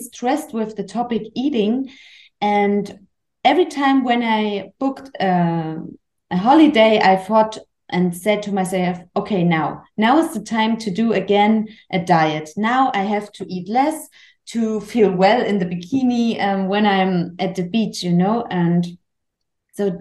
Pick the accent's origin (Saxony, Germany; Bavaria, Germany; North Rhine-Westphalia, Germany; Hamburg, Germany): Saxony, Germany; Chemnitz; English is a second language; moved away as an adult; And I'm from Germany. I was born in Chemnitz. It's close to Dresden. Maybe you know, it's a really big city in Saxony